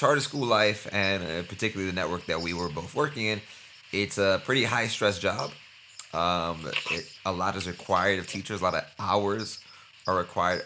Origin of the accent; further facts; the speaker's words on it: New York City, New York, United States; I was born in Brooklyn as well, like the East New York side near Cypress Hills